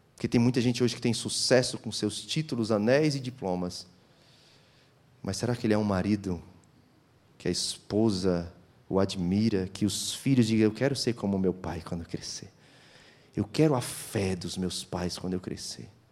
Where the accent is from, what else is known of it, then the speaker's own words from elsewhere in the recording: Guarulhos, São Paulo, Brazil; also born or lived in Fortaleza, Ceará; now in Itajaí, Brazil; Eu morei em Guarulhos, minha infância. Toda a minha infância morei em Guarulhos.